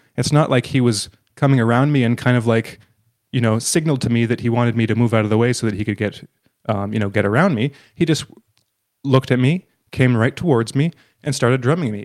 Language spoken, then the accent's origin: English; Canada; being Canadian